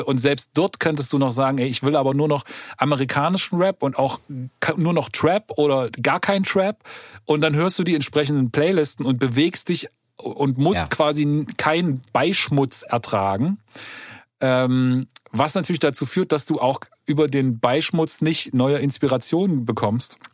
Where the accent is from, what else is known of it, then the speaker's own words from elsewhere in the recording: East Germany, Germany; bei uns im Osten